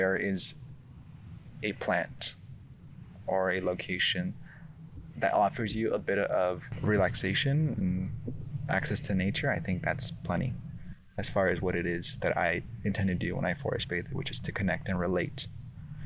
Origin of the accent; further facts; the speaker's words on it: Oaxaca, Mexico; moved away; I was born and raised in Oaxaca, Mexico